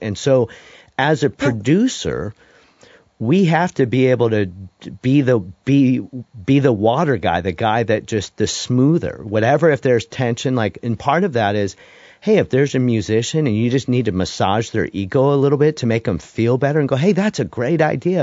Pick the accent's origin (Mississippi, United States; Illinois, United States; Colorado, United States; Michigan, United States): Michigan, United States; Detroit; also born or lived in Denton, Texas; now in Nashville, United States; my background growing up in Detroit